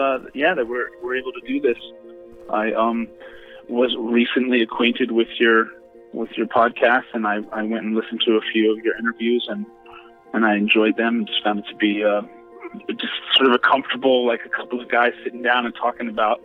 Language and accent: English; Virginia, United States; moved away as an adult; also born or lived in New York City; now in Los Angeles, United States; Well, I grew up in Virginia. And then I moved to New York City to go to NYU, and I was there for many years.